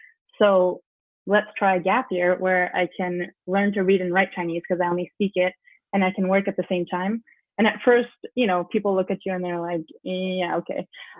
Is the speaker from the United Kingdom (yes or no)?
no; France; moved away as an adult; I'm half Taiwanese, half American. I grew up in France. So born and raised here all the way through high school.